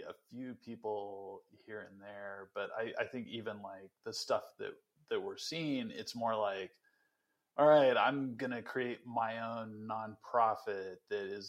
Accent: Western Nebraska, United States; I grew up in Western Nebraska, and this is like one of the poorest counties in America

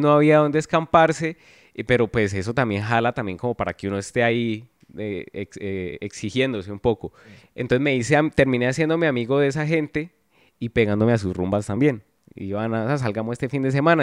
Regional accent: Palmira, Valle del Cauca, Colombia; moved away as an adult; now in Cali, Colombia; yo crecí en Palmira. Yo llevo eh, va a cumplir 11 años acá en Cali

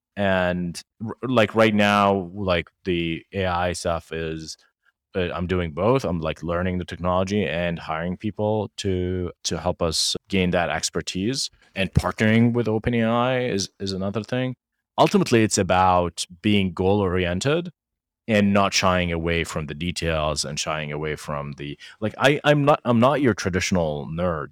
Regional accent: Jordan; moved away; we're two kids from Jordan

